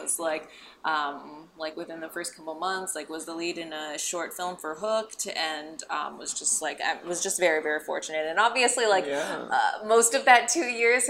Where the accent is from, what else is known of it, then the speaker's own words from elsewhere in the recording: Alexandria, Virginia, United States; now in Los Angeles, United States; I grew up in Alexandria, Virginia, so just outside of DC